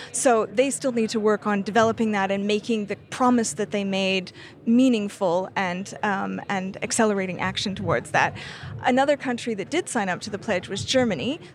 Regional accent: Canada; I'm Canadian.

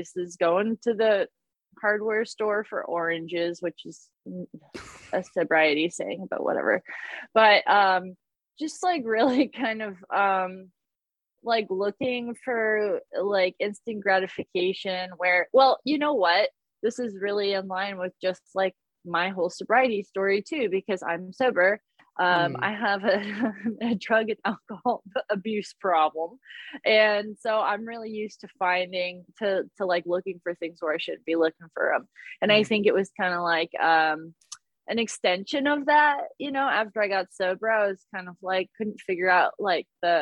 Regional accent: Columbus, Ohio, United States; also born or lived in Indiana; I come from Columbus, Ohio, and by way of Indiana

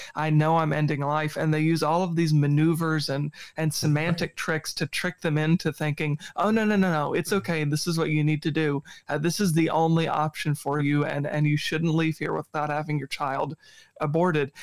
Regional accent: Virginia Tidewater, United States; moved away; I'm from the East Coast, like Virginia Tidewater

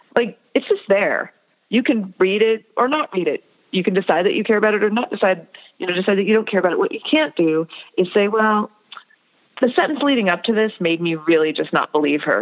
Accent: United States; growing up in America as an Indian American

